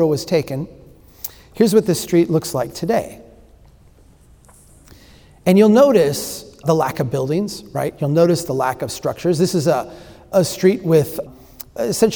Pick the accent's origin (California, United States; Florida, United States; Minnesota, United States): Minnesota, United States; Brainerd; This is my hometown. This is Brainerd, Minnesota